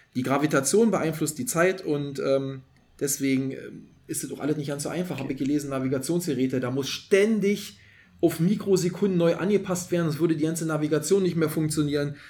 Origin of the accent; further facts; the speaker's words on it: East Germany, Germany; Bei uns in der DDR, also mhm. als ich noch Kind war, war ja noch DDR